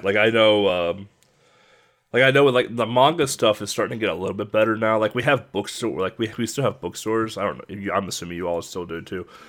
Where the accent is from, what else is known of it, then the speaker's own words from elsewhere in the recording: United States; as an American